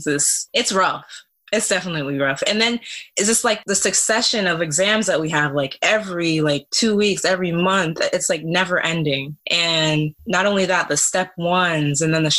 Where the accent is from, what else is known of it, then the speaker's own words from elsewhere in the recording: Florida, United States; also born or lived in Canada / Haiti; I'm Canadian born, Haitian bred, Florida raised.